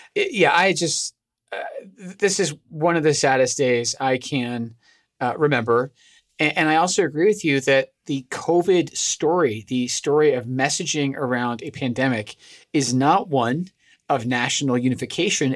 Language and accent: English; Scotland, United Kingdom; moved away; I'm originally from Scotland.